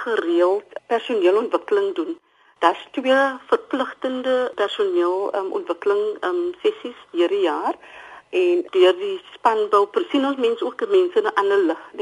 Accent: Cape Town, Western Cape, South Africa; Ek is dametjie wat van die Kaapse vlakte af kom.

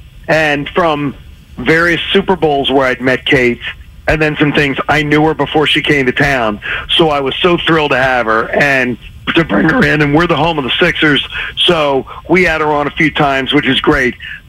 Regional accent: Philadelphia, Pennsylvania, United States; born or raised there; moved away as an adult

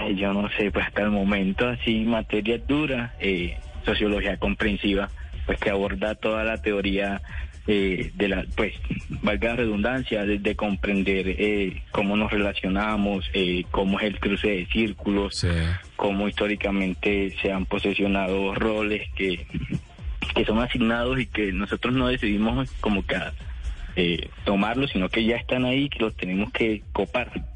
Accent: Puerto Libertador, Córdoba, Colombia; moved away as an adult; now in Medellín, Colombia; yo nací en Puerto Libertador, Córdoba, en el año 2001

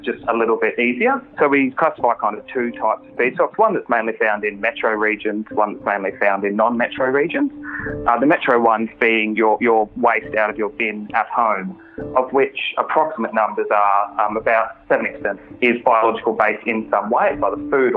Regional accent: Australia; as an Australian

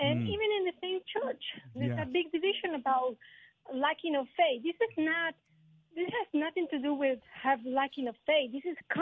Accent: Mexico; moved away; I'm originally from Mexico

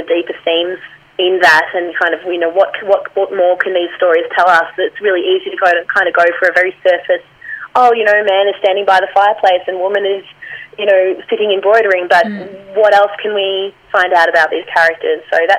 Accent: Scotland, United Kingdom; accent: Scottish; I love my Scottish accent, but, no, impressions are still a bit of a danger zone for me.

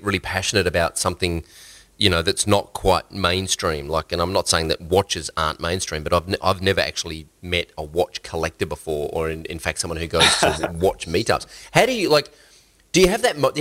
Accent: Australia; accent: Australian; my Australian accent

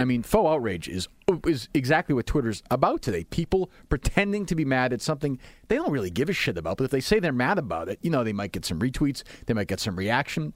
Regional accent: Winchester, Massachusetts, United States; I grew up in Winchester, and my family had some means

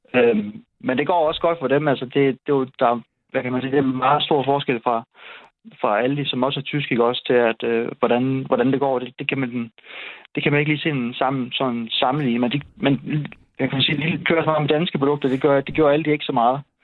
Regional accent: Esbjerg, Southern Denmark, Denmark; now in Seest, Denmark; jeg er så fra Esbjerg

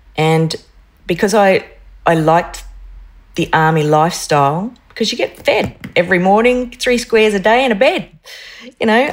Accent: North Stradbroke Island, Queensland, Australia; I grew up on North Stradbroke Island

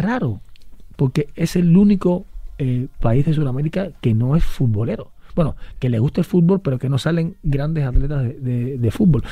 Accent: Cuba; moved away as an adult; now in Spain; yo hice waterpolo desde muy chiquito, llegué al equipo nacional de Cuba

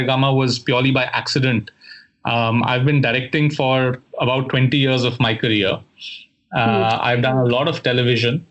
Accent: Delhi, India; moved away as an adult; also born or lived in United States; now in Mumbai, India; I grew up in Delhi

